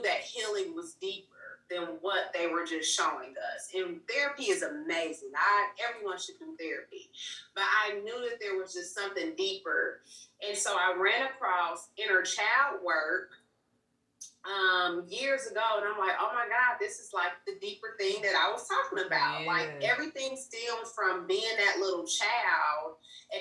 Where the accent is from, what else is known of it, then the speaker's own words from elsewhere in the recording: Indianapolis, Indiana, United States; also born or lived in Mississippi; I'm from Indianapolis, Indiana